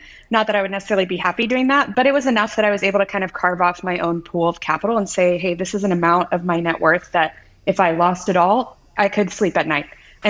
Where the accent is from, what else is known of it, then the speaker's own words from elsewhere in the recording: Midwest, United States; born there; also born or lived in West Coast; I was born in the Midwest, studied engineering, started my career in pharmaceutical manufacturing of all things.